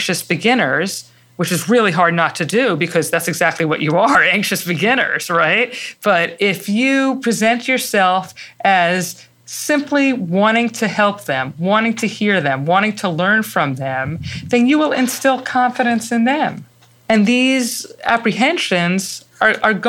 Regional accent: New York City, New York, United States; I'm not from Connecticut. Actually, I was raised in the Bronx

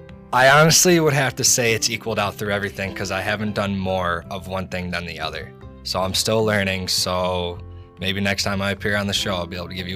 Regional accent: Clifford, Pennsylvania, United States; also born or lived in Fleetville; We are from Fleetville and Clifford.

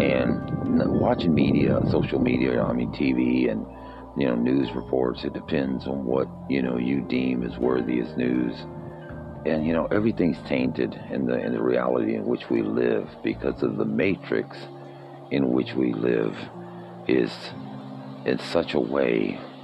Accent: United States; our history as American citizens

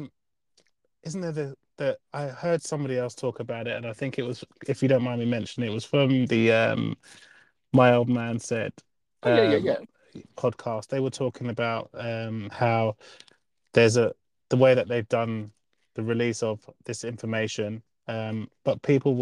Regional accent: England, United Kingdom; now in Queensland, Australia; I'm from England, so I have a perspective of what it means if you're sort of like just working class.

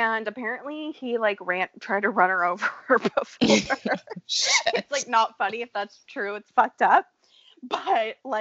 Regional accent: United States; I'm from America.

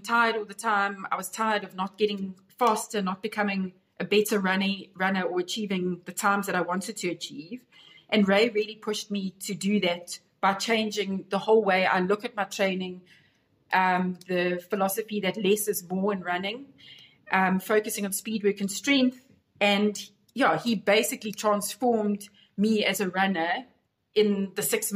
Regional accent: Pietermaritzburg, KwaZulu-Natal, South Africa; I grew up in Pietermaritzburg in KZN

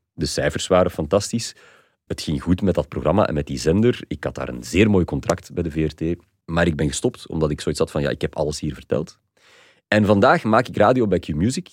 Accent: Flanders, Belgium; wij als Vlaming

